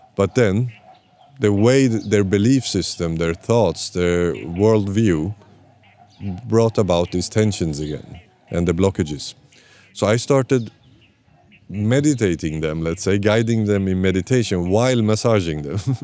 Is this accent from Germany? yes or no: no; Sweden; also born or lived in Iran; I'm born in Iran but raised in Sweden